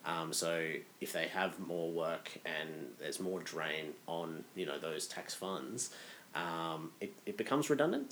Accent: Australia; as an Australian over there

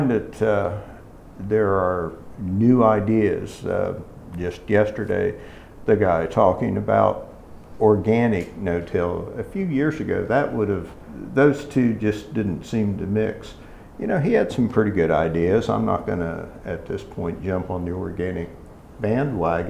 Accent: Ohio, United States; moved away as an adult; now in West Virginia, United States; although I'm initially from Ohio, I've been in West Virginia since the mid-70s. So I guess I'm technically a West Virginian now.

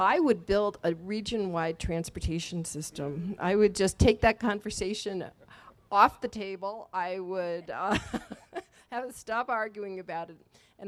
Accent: East Coast, United States; now in Milwaukee, United States; I am not a native Milwaukeean, but I grew up on the East Coast

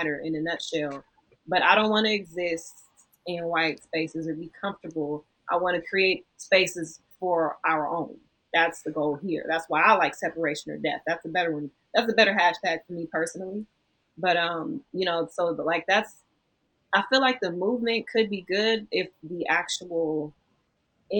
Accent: United States; also born or lived in Los Angeles; as an American

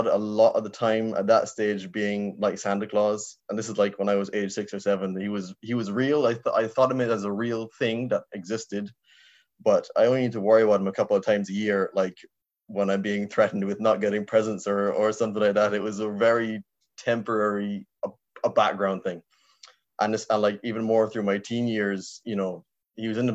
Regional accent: Barbados; now in Ireland; I was raised in Barbados in the Caribbean.

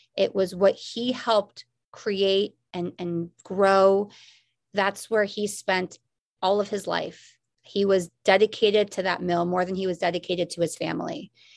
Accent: Newton, Massachusetts, United States; also born or lived in Chicago, Illinois; I grew up in Chicago for my first seven years of my life because we had a branch of Malden Mills there that my dad worked out of. When we moved to Boston

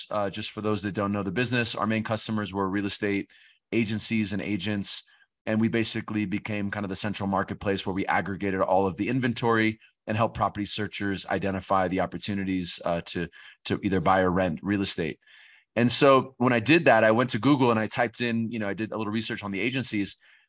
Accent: California, United States; moved away as an adult; also born or lived in Colombia / Brazil; So I'm an American from California. I found my way to Latin America, actually on a road trip. I drove from California to Costa Rica, bought a one-way ticket to Bogota, Colombia.

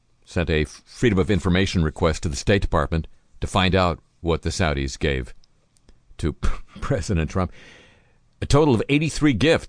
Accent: Southern California, United States; I grew up in Southern California

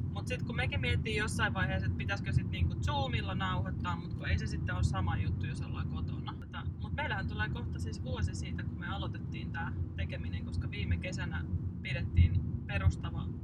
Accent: Hyvinkää, Uusimaa, Finland; also born or lived in Kerava; olemme Hyvinkäältä kotoisin ja meillä on sukulaisia asunut täällä järven päässä, niin nämä on jotenkin semmoisia tuttuja lapsuuden maisemia

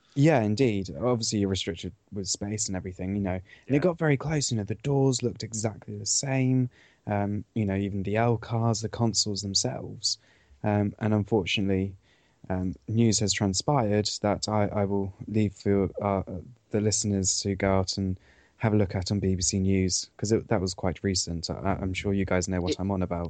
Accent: Cornwall, South West England, United Kingdom; I come from Cornwall

